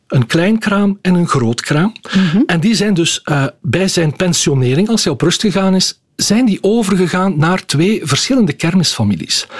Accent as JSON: {"language": "Dutch", "town": "Schellebelle", "region": "Flanders", "country": "Belgium", "lives_now": "Ghent, Belgium", "said": "ik kom zelf eigenlijk uit Schellebel. Ik ben een aangespoelde Gentenaar."}